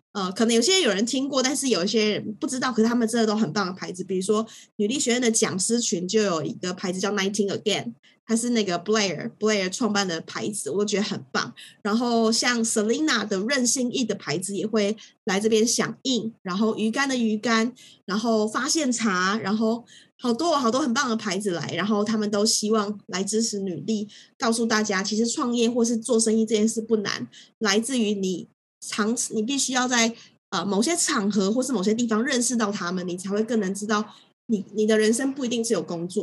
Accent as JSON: {"language": "Chinese", "country": "Taiwan", "tie": "born or raised there", "said": "我身在台湾"}